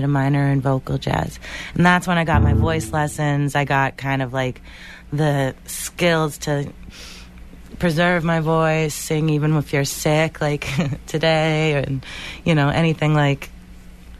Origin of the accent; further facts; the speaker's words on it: Boston, Massachusetts, United States; a singer from Boston